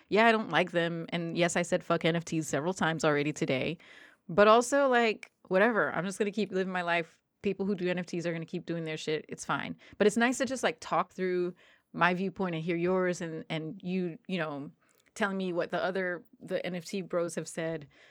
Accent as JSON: {"language": "English", "region": "New Jersey", "country": "United States", "said": "I'm from New Jersey"}